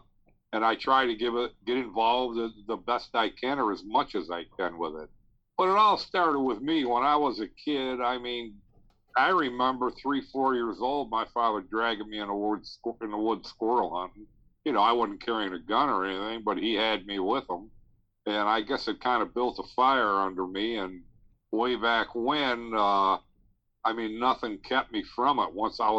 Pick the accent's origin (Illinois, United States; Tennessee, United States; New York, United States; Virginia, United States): New York, United States; Niagara Falls; Niagara Falls, New York.